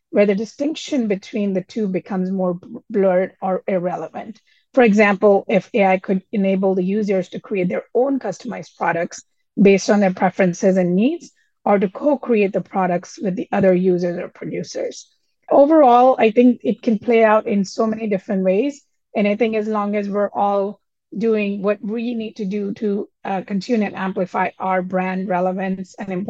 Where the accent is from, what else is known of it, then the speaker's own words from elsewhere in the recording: Delhi, India; now in United States; I was young and I moved to United States from Delhi, India 30 plus years ago.